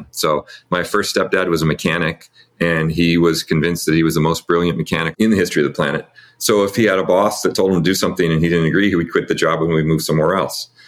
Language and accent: English; California, United States; I grew up here in California, really in an itinerant family, basically. I was raised by a couple of different stepdads, and both of them had this wanderlust of not wanting to be anywhere very long